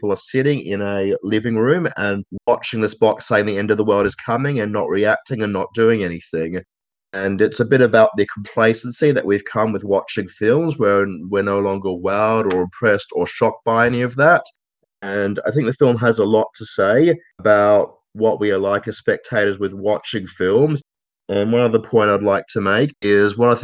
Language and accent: English; Australia; as an Australian